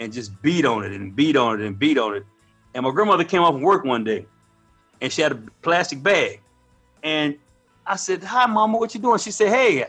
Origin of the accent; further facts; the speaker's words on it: Tulsa, Oklahoma, United States; also born or lived in San Francisco, California; I grew up in Tulsa, Oklahoma. I was born in 1967